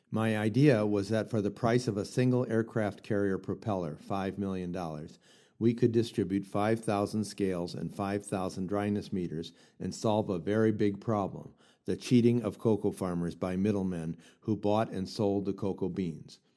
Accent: Daloa, Sassandra-Marahoué, Côte d’Ivoire; Oh, I'm from Daloa.

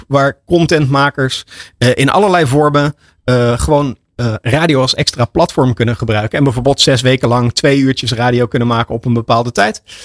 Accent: Netherlands; voor ons als Nederlanders

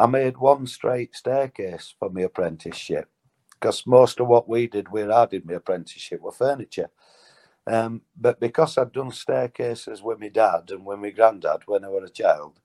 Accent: Mexborough, Yorkshire and the Humber, United Kingdom; now in Bolton, United Kingdom; I'm from Yorkshire, Mexborough originally, live in Bolton now.

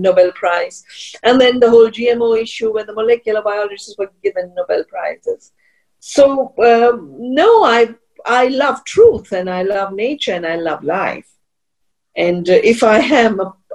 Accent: central Himalaya, India; also born or lived in Canada; I'm from the Himalaya, central Himalaya

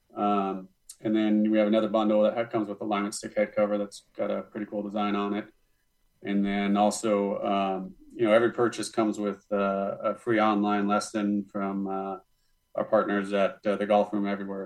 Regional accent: Montana, United States; also born or lived in Denison, Texas; now in Carlsbad, United States; I'm from Montana

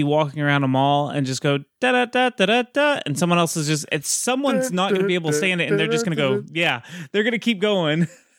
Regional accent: Texas, United States; Let me pull out my lasso, because I keep it on me at all times because I'm a Texan.

